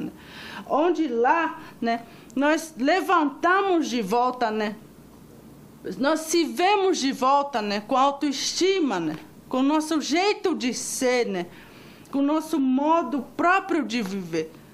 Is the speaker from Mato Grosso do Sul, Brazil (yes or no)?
yes; Mato Grosso do Sul, Brazil; Sou de Mato Grosso do Sul